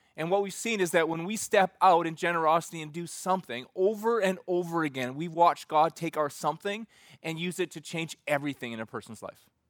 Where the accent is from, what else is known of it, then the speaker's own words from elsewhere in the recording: Alberta, Canada; Growing up in Reggie, Alberta